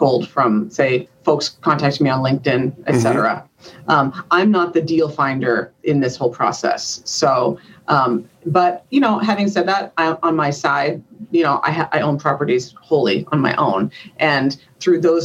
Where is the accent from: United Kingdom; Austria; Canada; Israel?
Canada; moved away as an adult; now in United States; So I'm from Canada